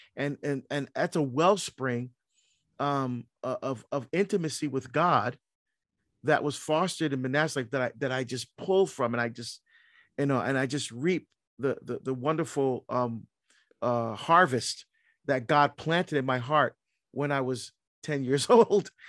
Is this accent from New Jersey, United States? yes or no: yes; New Jersey, United States; moved away as an adult; also born or lived in Barbados; now in Oregon, United States; I grew up in New Jersey